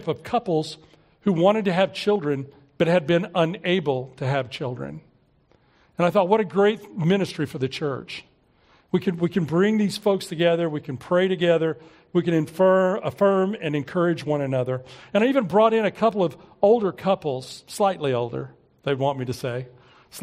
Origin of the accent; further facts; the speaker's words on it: Oklahoma City, Oklahoma, United States; we were growing up in Southeast Oklahoma City